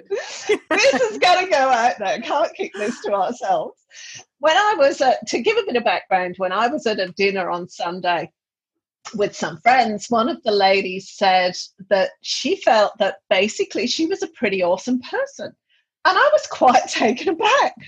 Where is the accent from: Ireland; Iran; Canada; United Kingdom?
United Kingdom; England; I'm from England